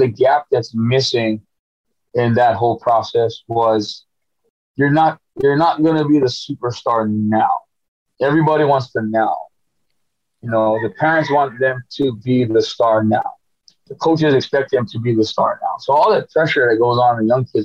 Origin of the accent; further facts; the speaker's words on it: Hawaii, United States; I'm born and raised in Hawaii